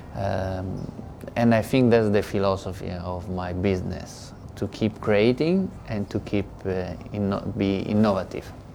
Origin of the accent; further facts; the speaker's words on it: Rome, Lazio, Italy; English is a second language; now in Shanghai, China; I'm from Rome